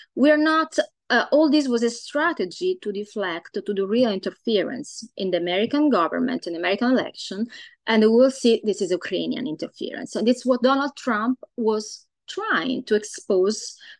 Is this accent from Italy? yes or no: yes; Italy; now in Los Angeles, United States; I am uh, Italian origin